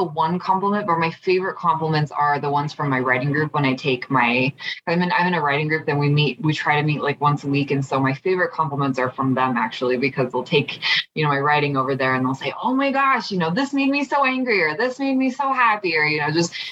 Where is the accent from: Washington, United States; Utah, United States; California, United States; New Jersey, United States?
Utah, United States; I grew up in Utah